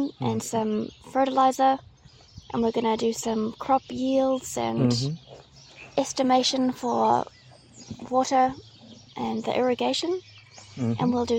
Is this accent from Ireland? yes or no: no; Auckland, New Zealand; I'm from Auckland.